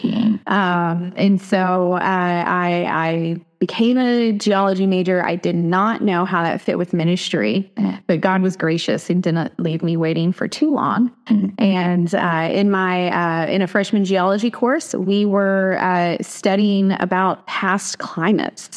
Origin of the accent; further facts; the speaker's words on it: East Tennessee, United States; also born or lived in Atlanta, Georgia; now in Washington, United States; I grew up in East Tennessee, grew up in the foothills of the Great Smoky Mountains